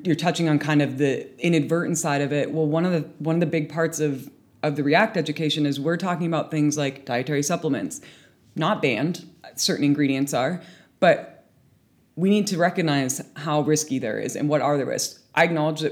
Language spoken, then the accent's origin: English; United States; moved away as an adult; now in United Kingdom; as an American living in the UK